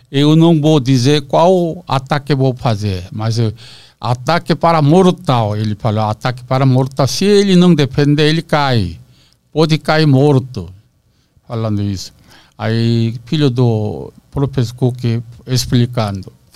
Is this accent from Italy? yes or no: no; South Korea; Portuguese is a second language; moved away as an adult; now in Brazil; eu sou josenjin